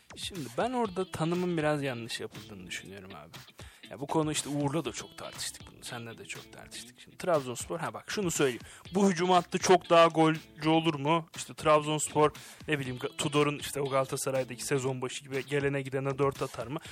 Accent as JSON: {"language": "Turkish", "region": "Mersin", "country": "Turkey", "said": "ben Mersinliyim"}